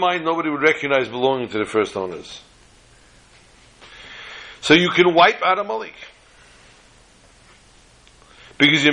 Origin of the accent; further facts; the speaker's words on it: New York City, New York, United States; the block that I grew up on in Borough Park, Brooklyn